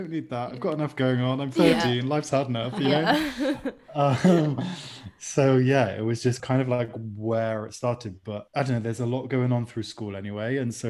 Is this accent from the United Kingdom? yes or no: yes; Bristol, South West England, United Kingdom; moved away as an adult; now in Seville, Spain; Yeah, I'm from Bristol, but moved to Spain about 5 years ago.